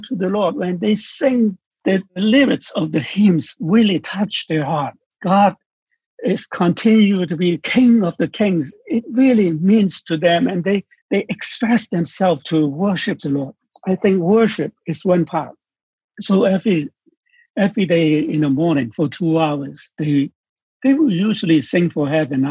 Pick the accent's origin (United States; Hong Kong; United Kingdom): Hong Kong; I am from Hong Kong